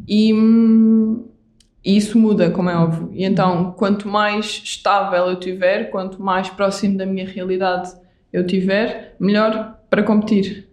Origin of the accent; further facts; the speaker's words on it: Vila Real de Santo António, Algarve, Portugal; sou do Algarve, sou uhum. de Vila Real de Santo António e eu uhum. cresci na praia.